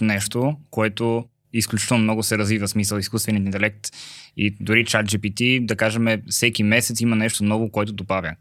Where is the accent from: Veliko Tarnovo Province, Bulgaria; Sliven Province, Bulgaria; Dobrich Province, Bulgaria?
Sliven Province, Bulgaria; Sliven; moved away; и двамата сме от Сливен